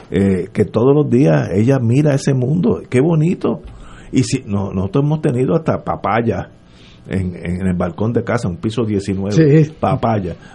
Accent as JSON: {"language": "Spanish", "town": "San Juan", "country": "Puerto Rico", "tie": "born or raised there", "also_born_or_lived": "Juana Díaz", "said": "yo nací en Junta, pero, pero mi vida ha sido en San Juan"}